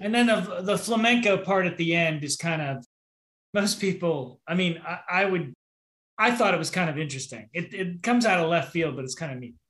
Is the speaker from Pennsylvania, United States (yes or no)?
yes; Pittsburgh, Pennsylvania, United States; I'm from Pittsburgh